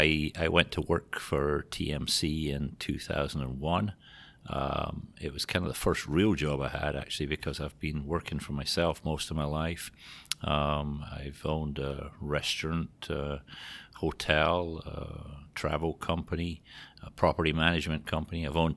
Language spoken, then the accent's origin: English; Scotland, United Kingdom; moved away as an adult; also born or lived in Greece / Portugal / Spain / England; now in Iowa, United States; you might have picked it up from the accent, but not from around here. I was born and raised in Scotland.